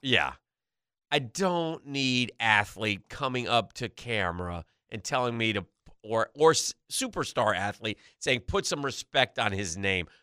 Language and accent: English; New York, United States; That's my home state